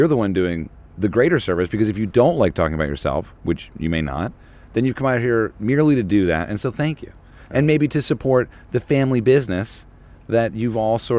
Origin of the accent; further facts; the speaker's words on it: New Jersey, United States; I've told everyone where I grew up, which is New Jersey.